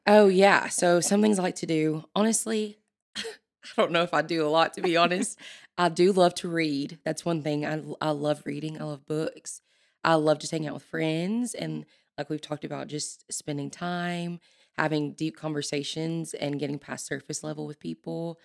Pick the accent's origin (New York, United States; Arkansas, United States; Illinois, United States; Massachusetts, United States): Arkansas, United States; El Dorado; moved away as an adult; now in Conway, United States; I'm from South Arkansas, El Dorado, Arkansas